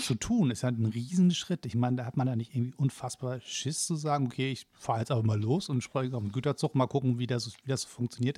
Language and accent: German; Hamburg, Germany; als Hamburger